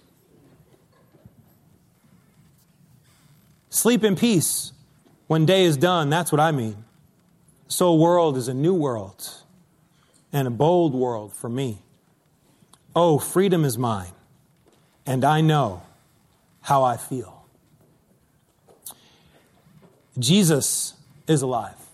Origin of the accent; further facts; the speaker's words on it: East Coast, United States; moved away as an adult; also born or lived in Los Angeles; now in New York City, United States; Arlene and I grew up on the East Coast